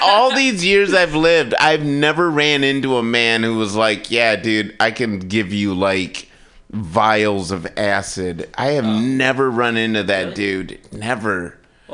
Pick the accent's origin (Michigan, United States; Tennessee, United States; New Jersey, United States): Michigan, United States; Kalamazoo; moved away; I'm from Kalamazoo, Michigan.